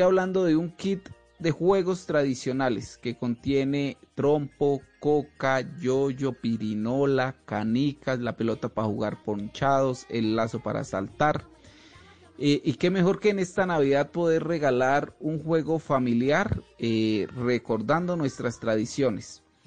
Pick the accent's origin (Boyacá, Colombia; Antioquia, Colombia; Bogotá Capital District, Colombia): Boyacá, Colombia; soy un emprendedor orgullosamente boyacense